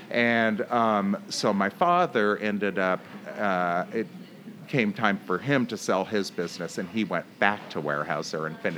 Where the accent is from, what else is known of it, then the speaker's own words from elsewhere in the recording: Pacific Northwest, United States; Well, my parents, we grew up in the Northwest, and my parents lived in Portland until about, I want to say, the late 80s.